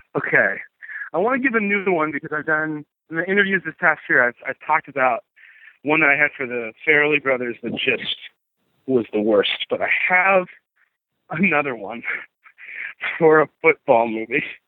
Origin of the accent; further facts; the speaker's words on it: Southern California, United States; growing up in Southern California